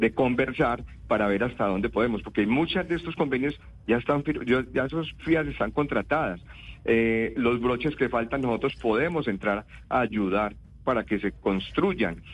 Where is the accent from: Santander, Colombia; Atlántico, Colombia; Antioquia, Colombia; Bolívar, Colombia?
Antioquia, Colombia; nosotros en Antioquia somos colombianos